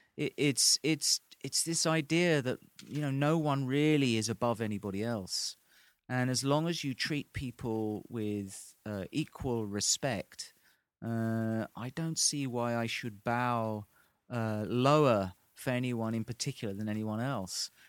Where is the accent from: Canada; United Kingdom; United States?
United Kingdom; England; as an Englishman